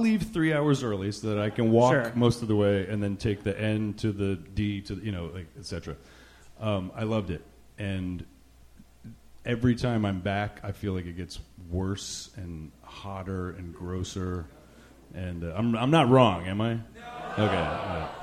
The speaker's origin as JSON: {"language": "English", "region": "New Jersey", "country": "United States", "tie": "born or raised there", "also_born_or_lived": "New York", "moved": "yes", "lives_now": "Rhode Island, United States", "said": "I grew I grew up in Jersey, just over the river. My mom's family is actually from Brooklyn, and I, I grew up in the whole area"}